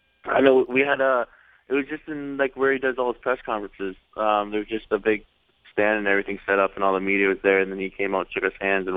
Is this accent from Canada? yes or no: yes; Canada; I'm Canadian